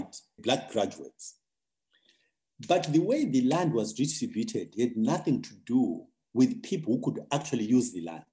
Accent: Zimbabwe; my own country because ultimately that's the country I know best. I think Zimbabwe

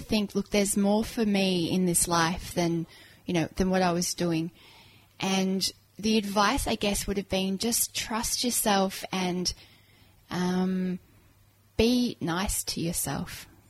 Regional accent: Kuwait; also born or lived in England / Cyprus; now in Australia; Born in England, raised in Kuwait and Cyprus, and then came to Australia with a very posh English accent, which, as you can hear, went, and it went very quickly because I got picked on.

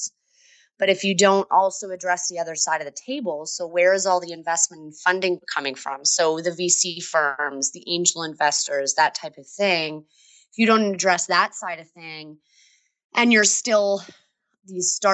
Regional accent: upstate New York, United States; moved away as an adult; also born or lived in Boston; we moved from Boston to New York, upstate New York, where I'm originally from.

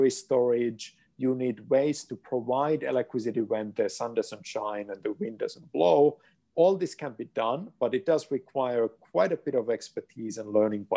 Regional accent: Finland; moved away; my home country, Finland

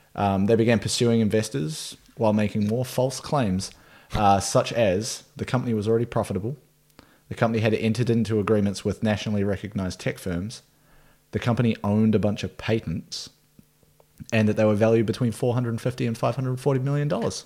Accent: Nelson, New Zealand; my hometown, Nelson, New Zealand

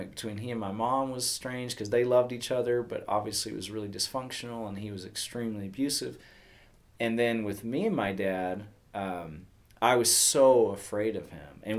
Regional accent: Texas, United States; growing up in Texas, and I I had a mom who was devoted to the Lord and in church uh, on a regular basis.

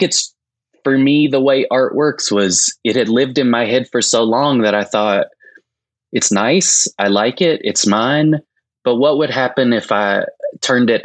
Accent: Winchester, Tennessee, United States; I grew up in a small rural town in the South, Winchester, Tennessee

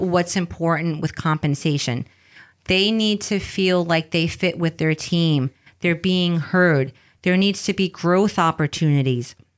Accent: New York City, New York, United States; English is a second language; moved away as an adult; now in California, United States; I grew up in the Bronx, raised by my abuela. Uh, English is my second language.

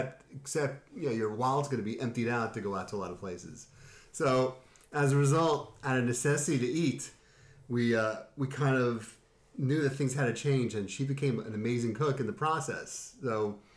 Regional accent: New York, United States; now in Connecticut, United States; because we came from New York and we loved the food there. And when we moved out to Connecticut years later, we found that there was nowhere to go.

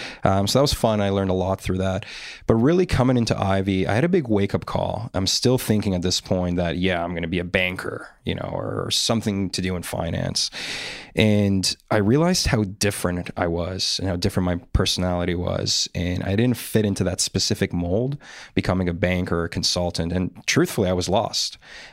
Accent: North York, Ontario, Canada; also born or lived in Poland; So I was actually born in Poland. So I grew up for about 6 years in Europe, and I immigrated here with my family when I was six, and then I moved around a lot. I initially grew up in North York

